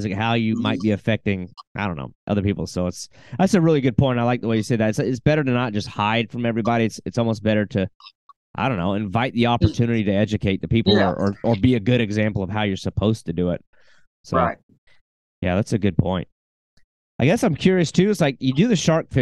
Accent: South Carolina, United States; also born or lived in Arkansas; now in Florida, United States; I grew up around the coast in South Carolina

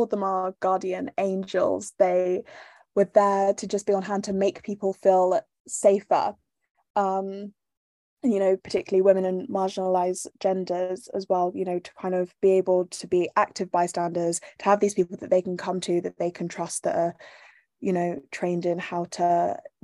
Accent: Bath, South West England, United Kingdom; I grew up in Bath, which is a small city in England

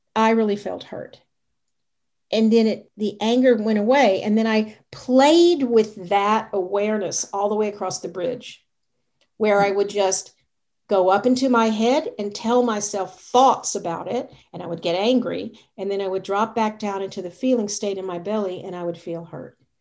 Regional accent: the South, United States; I was raised in the South

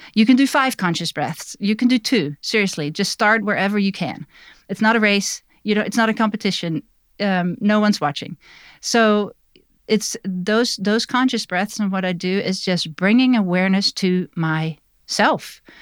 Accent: Netherlands; now in Black Mountain, United States; I was born in Holland, now I'm immigrated to the U S

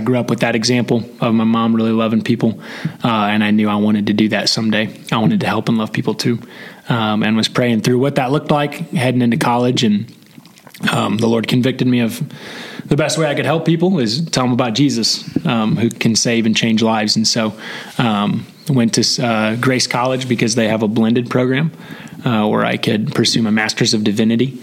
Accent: Columbia City, Indiana, United States; moved away as an adult; now in Ohio, United States; I grew up in Columbia City.

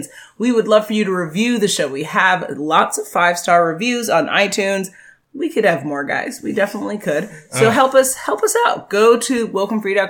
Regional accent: United States; We both are born and raised in America

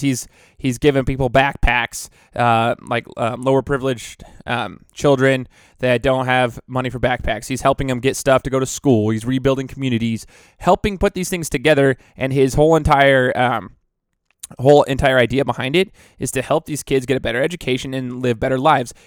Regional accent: United States; I'm as American as it gets

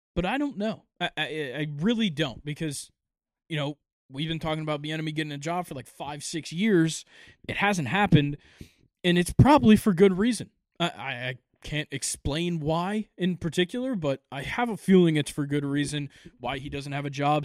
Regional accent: Georgia, United States; I'm from Georgia

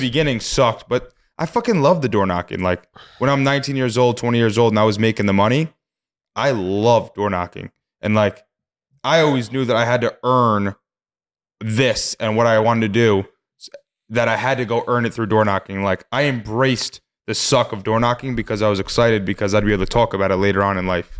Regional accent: Poughkeepsie, New York, United States; when I was born in Poughkeepsie

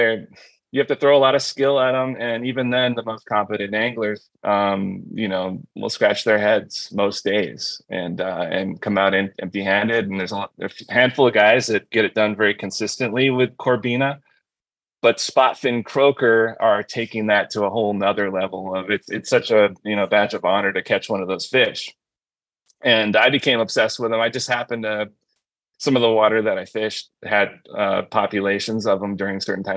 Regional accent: California, United States; now in Michigan, United States; I'm a transplant from California, born and raised, grew up in Cali

